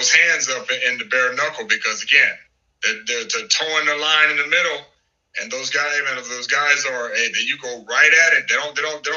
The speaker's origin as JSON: {"language": "English", "town": "East St. Louis", "region": "Illinois", "country": "United States", "tie": "born or raised there", "moved": "yes", "lives_now": "Omaha, United States", "said": "my hometown is East St. Louis, Illinois"}